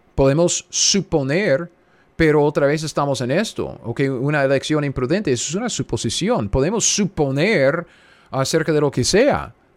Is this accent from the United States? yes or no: yes; United States; Spanish is a second language; now in Kansas, United States; yo soy simplemente un gringo cualquiera sentado aquí en, medio de los Estados Unidos, en Kansas